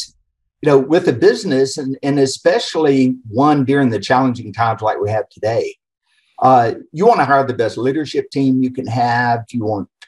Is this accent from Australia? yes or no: no; Atlanta, Georgia, United States; accent: Atlanta area; moved away as an adult; also born or lived in Ohio; now in Houston, United States; the accent's actually from the Atlanta area. And born and raised in the Southeast